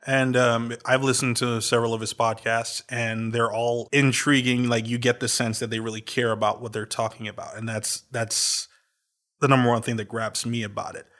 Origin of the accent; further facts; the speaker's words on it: Trinidad & Tobago; I was born in Trinidad.